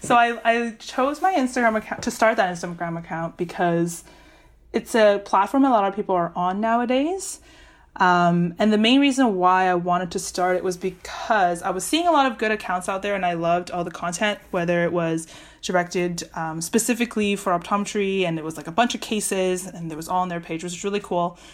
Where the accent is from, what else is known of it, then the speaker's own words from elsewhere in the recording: Vancouver, British Columbia, Canada; moved away as an adult; also born or lived in Waterloo, Ontario; I'm from Vancouver